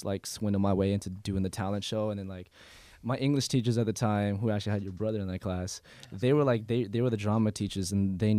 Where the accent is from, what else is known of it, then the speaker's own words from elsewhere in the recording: San Diego, California, United States; also born or lived in Los Angeles; I moved here when I was 8 from L.A., but yeah, pretty much raised in San Diego.